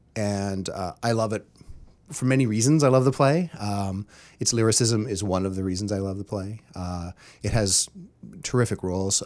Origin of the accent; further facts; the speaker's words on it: Terrace, British Columbia, Canada; moved away; I grew up in Terrace, B C, small northern logging town.